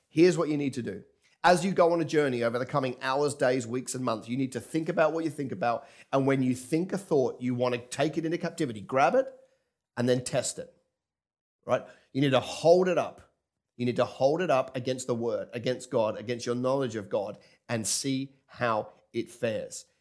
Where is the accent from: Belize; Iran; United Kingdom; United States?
United Kingdom; England; now in Kingscliff, Australia; I grew up in England